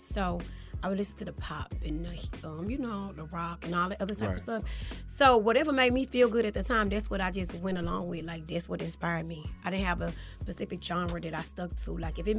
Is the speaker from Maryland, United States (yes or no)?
no; St. Louis, Missouri, United States; now in Atlanta, United States; I'm from St. Louis, Missouri.